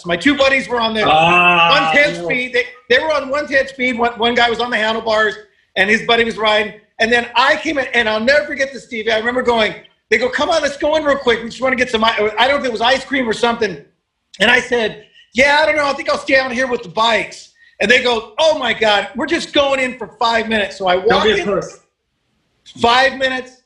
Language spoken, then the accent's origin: English; Tulare, California, United States; I grew up in the San Joaquin Valley